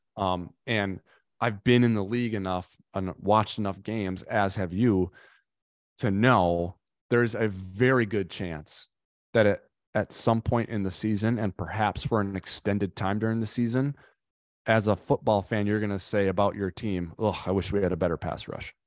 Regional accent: Minnesota, United States; I'm from Minnesota myself

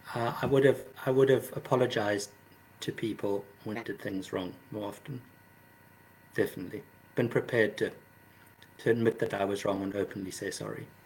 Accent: South Africa; moved away; also born or lived in London; I grew up in South Africa

